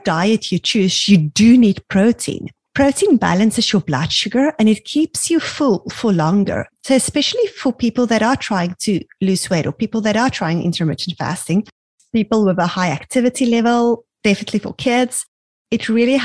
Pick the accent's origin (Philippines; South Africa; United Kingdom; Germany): South Africa; now in Canada; we grew up in South Africa